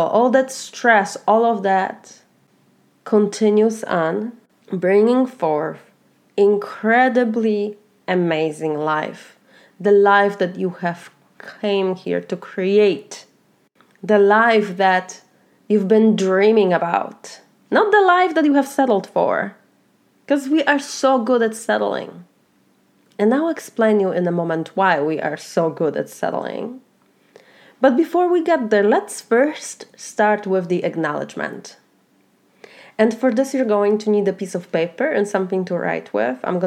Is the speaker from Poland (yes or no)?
yes; Poland; moved away as an adult; now in Florida, United States; I'm originally from Poland. I have been a first generation immigrant for 17 years now. I have immigrated from Poland to the US. And now I live in Florida